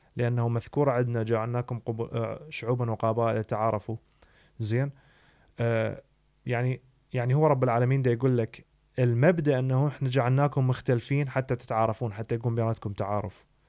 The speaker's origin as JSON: {"language": "Arabic", "country": "Iraq", "moved": "yes", "said": "انا شكلي كعراقي"}